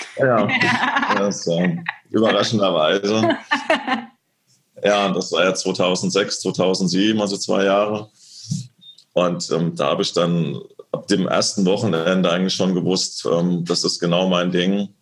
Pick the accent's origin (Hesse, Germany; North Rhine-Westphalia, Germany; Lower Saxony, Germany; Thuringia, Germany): Hesse, Germany; Lorsch; rein faktisch bin ich ja aufgewachsen in Südhessen, in der Nähe von Darmstadt, in dem kleinen beschaulichen Lorsch